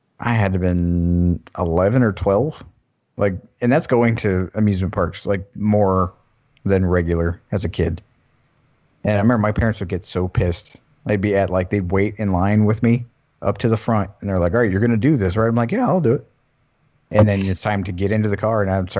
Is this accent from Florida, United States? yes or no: yes; Florida, United States; growing up in Florida